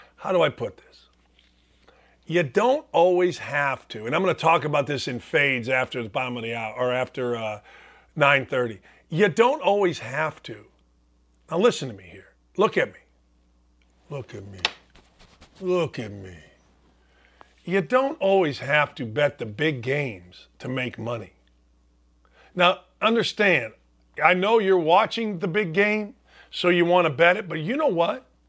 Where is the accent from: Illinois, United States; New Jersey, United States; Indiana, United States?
Indiana, United States; Merrillville; my hometown